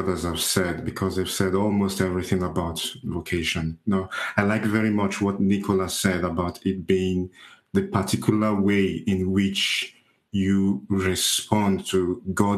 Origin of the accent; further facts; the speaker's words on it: Nigeria; also born or lived in Italy; now in Gosport, United Kingdom; I am from Nigeria.